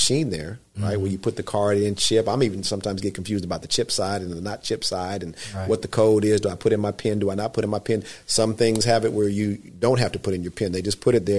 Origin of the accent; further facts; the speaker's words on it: Southern California, United States; now in Northern California, United States; I'm not from Northern California. I'm from Southern California.